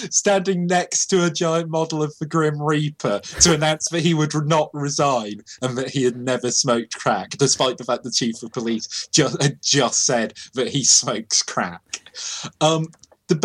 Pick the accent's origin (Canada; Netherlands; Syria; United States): Canada; Yeah, because we're Canadian and that's how this country works, but I don't know anymore.